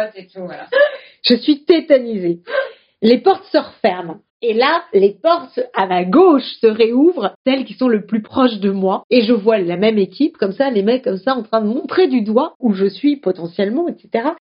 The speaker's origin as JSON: {"language": "French", "town": "Strasbourg", "region": "Grand Est", "country": "France", "said": "je suis strasbourgeoise"}